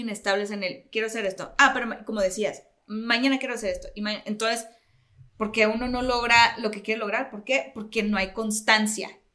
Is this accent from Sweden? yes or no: no; Mexico; siendo como buenos latinoamericanos y mexicanos, somos muy religiosos